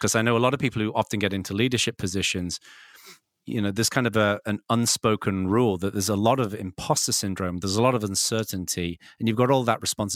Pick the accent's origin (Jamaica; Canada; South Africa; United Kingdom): United Kingdom; England; now in California, United States; when I grew up in England